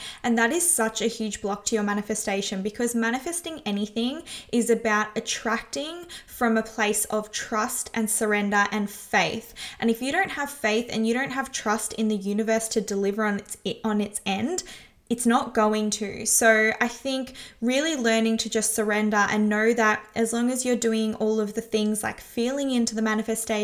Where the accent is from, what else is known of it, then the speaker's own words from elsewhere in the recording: Melbourne, Victoria, Australia; the streets of my hometown